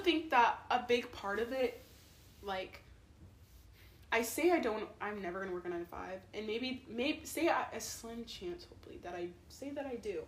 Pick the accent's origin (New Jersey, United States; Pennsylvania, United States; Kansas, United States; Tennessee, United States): Kansas, United States; Shawnee; I'm from Shawnee